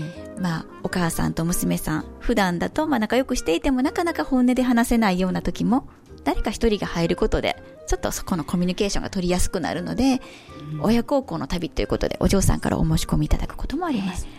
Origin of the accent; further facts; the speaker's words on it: Kyoto, Japan; 京都生まれ、 京都育ちで、えー、本当に地元の中学校